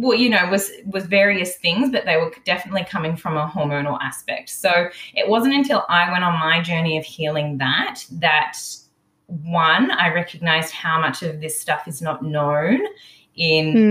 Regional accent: Melbourne, Victoria, Australia; I'm originally from Melbourne. I was born in Melbourne 30 plus years ago, around 36

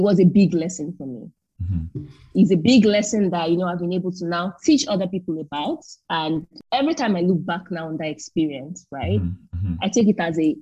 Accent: Nigeria; moved away as an adult; That's the main language that we use to communicate in Nigeria. That was the language that was used to, that was trained on while I was in primary school, secondary school, university.

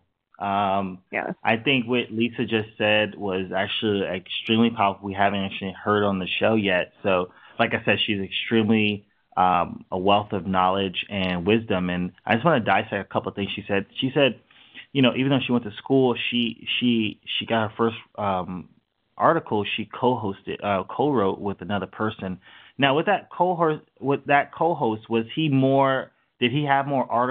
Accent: New York, United States; we're from New York

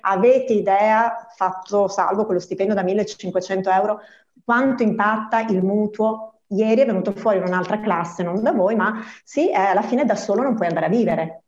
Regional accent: province of Treviso, Veneto, Italy; moved away; Io vengo dal Veneto, dalla provincia di Treviso e quando ho iniziato la scuola superiore nel 94

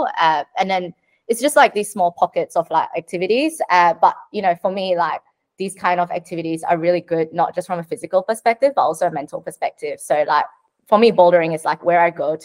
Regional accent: Sydney, New South Wales, Australia; I'm from Sydney

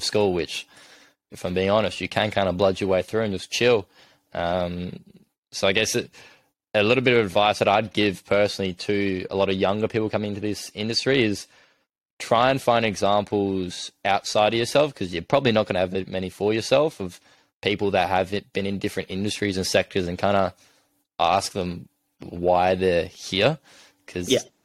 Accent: Adelaide, South Australia, Australia; moved away as an adult; now in Sydney, Australia; I'm obviously from Adelaide originally

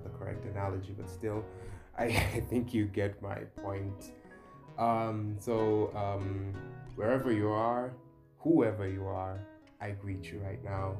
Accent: Dar es Salaam, Tanzania; moved away as an adult; now in Nairobi, Kenya; I'm originally from Dar es Salaam, Tanzania. I was born and raised there. I grew up there.

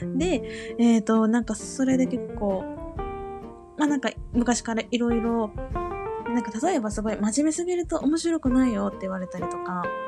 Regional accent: Kansai, Japan; 生まれも育ちも関西なんですけど

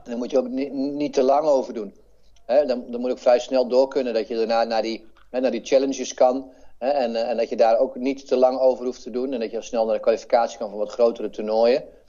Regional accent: Netherlands; hier waar ik vandaan kom, eh, uit, uit Heren

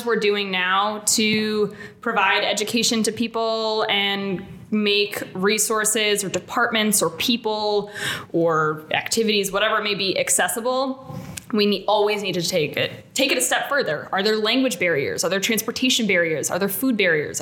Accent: State College, Pennsylvania, United States; moved away; also born or lived in Pittsburgh, Pennsylvania; I grew up on Penn State's campus. Like I grew up down the street from frat row.

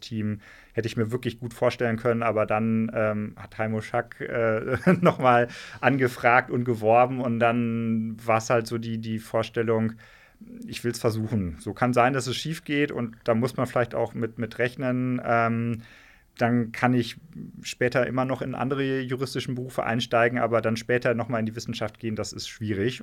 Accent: Hesse, Germany; moved away as an adult; also born or lived in Ruhr area / Marburg area / Taunus / London; now in Trier, Germany; meine Familie kommt aus dem Ruhrgebiet, ja. ähm, aber da sind wir ziemlich schnell äh, weggezogen. Deswegen bin ich in Hessen aufgewachsen

